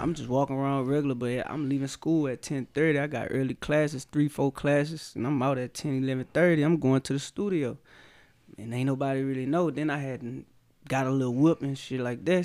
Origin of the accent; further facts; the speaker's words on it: Baton Rouge, Louisiana, United States; growing up in Baton Rouge